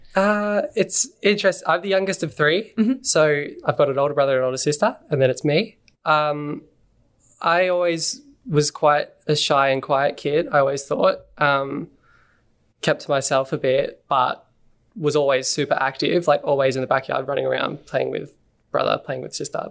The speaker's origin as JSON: {"language": "English", "town": "Montrose", "region": "Victoria", "country": "Australia", "tie": "born or raised there", "also_born_or_lived": "Mooroolbark", "said": "I grew up in a place called Montrose."}